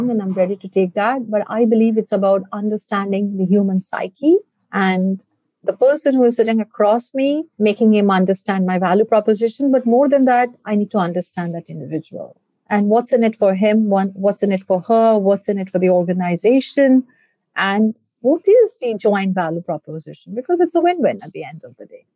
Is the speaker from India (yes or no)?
yes; India; moved away as an adult; also born or lived in Canada; I hail from India. For me, it was always a dream to come back and give back to my country